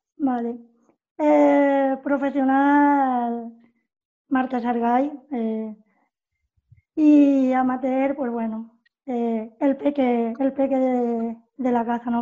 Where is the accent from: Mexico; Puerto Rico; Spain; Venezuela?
Spain; Puerto Real, Andalusia; moved away as an adult; now in Germany; yo he estado siempre en el club de, de mi pueblo, que es Club Baloncesto Puerto Real, que yo pues jugué desde escuelas deportivas hasta junior